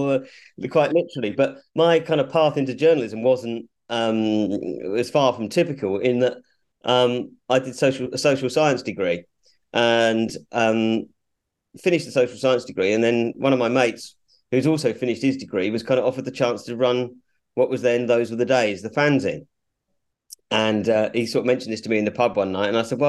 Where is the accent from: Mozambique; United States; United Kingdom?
United Kingdom; Ipswich, East of England; I was born in Ipswich